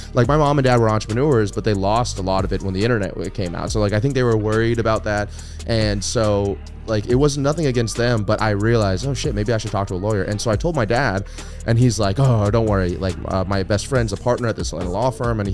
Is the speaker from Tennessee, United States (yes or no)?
no; Destin, Florida, United States; also born or lived in Atlanta, Georgia; Destin, Florida, which is not my hometown, but where I grew up